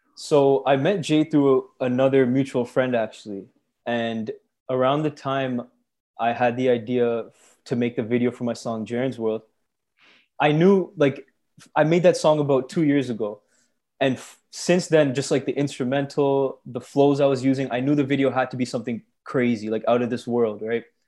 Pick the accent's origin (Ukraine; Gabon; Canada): Canada; Brampton, Ontario; born or raised there; also born or lived in Scarborough, Ontario